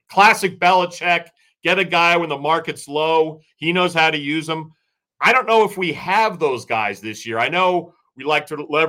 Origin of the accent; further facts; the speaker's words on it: Maryland, United States; moved away as an adult; now in Vermont, United States; I grew up outside of D.C. in Maryland